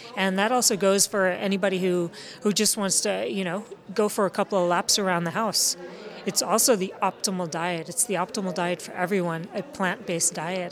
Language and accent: English; United States; I'm American